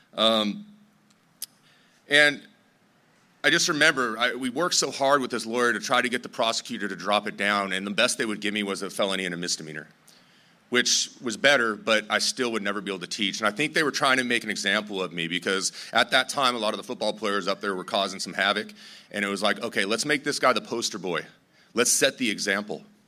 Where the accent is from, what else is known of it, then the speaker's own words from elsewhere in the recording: Torrance, California, United States; I grew up in Torrance